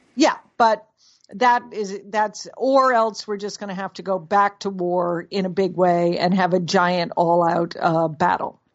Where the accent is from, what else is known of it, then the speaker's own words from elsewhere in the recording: Connecticut, United States; our mother, who lived in Connecticut, where we grew up in Connecticut